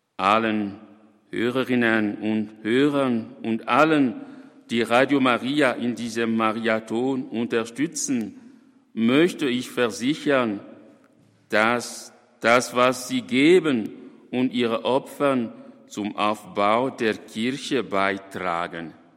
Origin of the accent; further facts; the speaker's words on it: DR Congo; in meinem Heimatland, dem Kongo